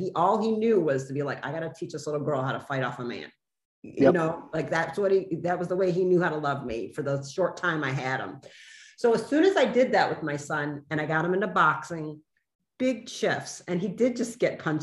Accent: Detroit, Michigan, United States; I grew up in Detroit

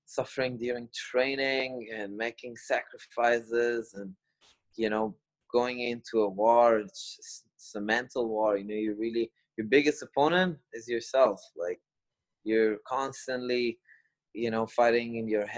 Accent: Kuala Lumpur, Malaysia; I grew up in Kuala Lumpur, Malaysia

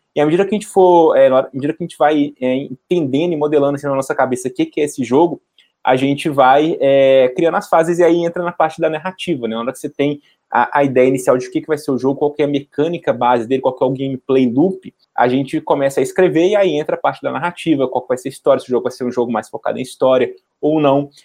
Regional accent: Belo Horizonte, Minas Gerais, Brazil; eu sou de Belo Horizonte

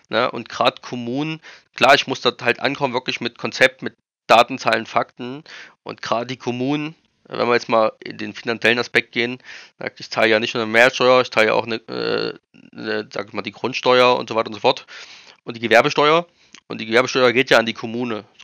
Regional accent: East Germany, Germany; Ja, also ich bin, ich komme aus dem Osten, ich war schon immer hier, ich war noch nie, noch nie in Baden-Württemberg tatsächlich.

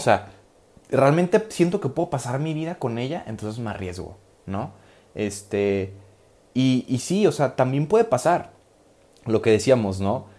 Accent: Guadalajara, Jalisco, Mexico; moved away as an adult; now in Rome, Italy; soy de Guadalajara, vivo en Guadalajara, pero resido normalmente en, Roma, Italia

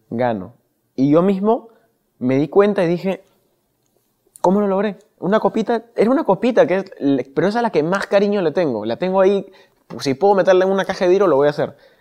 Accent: Lima, Peru; yo vengo de Pastaza, Breña

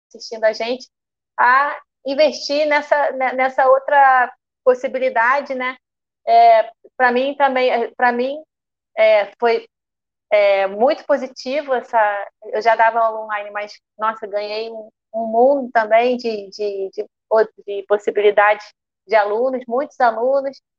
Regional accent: Rio de Janeiro, Brazil; E nós somos do Rio de Janeiro, então é, um, é uma cidade muito visada para música

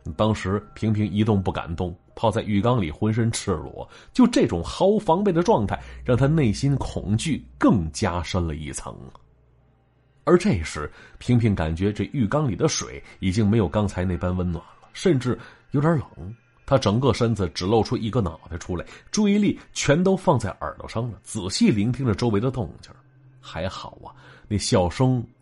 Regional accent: Shenyang, Liaoning, China; 咱们东北，确切说，是我们辽宁。身为从小在神府一带长起来的男子汉啊

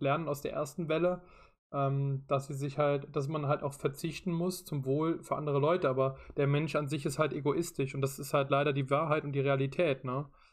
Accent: Rhineland-Palatinate, Germany; ich komme aus Rheinland-Pfalz

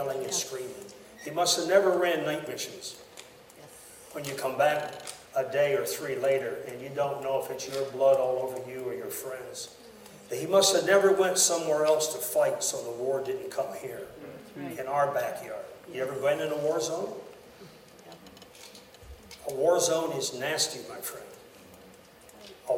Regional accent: United States; I'm an American to the core of my being

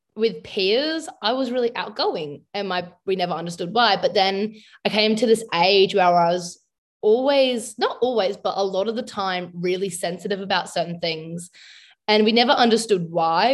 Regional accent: South Australia, Australia; I'm from South Australia, in Australia.

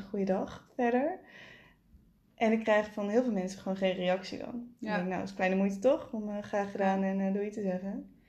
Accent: Limburg, Netherlands; ik ben een Limburger

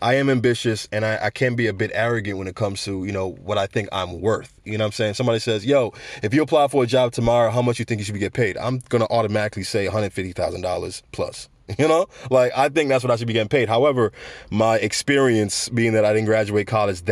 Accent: United States; I grew up in America

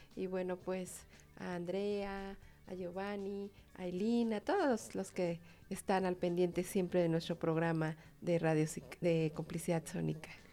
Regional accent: Mexico; Somos los mexicanos

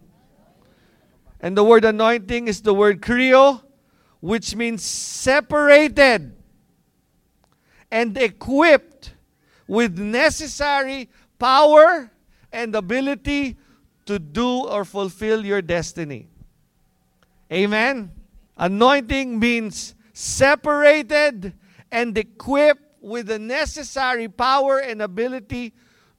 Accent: Philippines; since we're Filipino

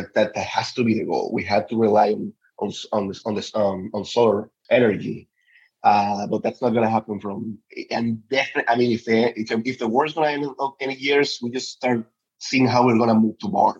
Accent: Petare, Miranda, Venezuela; moved away as an adult; now in Washington DC, United States; I was born in Petare. Petare is one of the biggest, so you can understand the biggest slums in Latin America. So I was directly benefited from one of those, from many of those missions. My first classes came from one of the Chavez missions.

